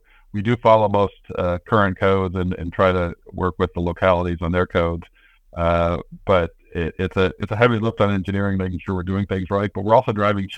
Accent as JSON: {"language": "English", "region": "Midwest", "country": "United States", "tie": "born or raised there", "also_born_or_lived": "Denver / Detroit / Racine", "said": "I grew up in the Midwest, although born out in Denver. Lived in outside of Detroit, Michigan for a while. Moved to Wisconsin in Racine"}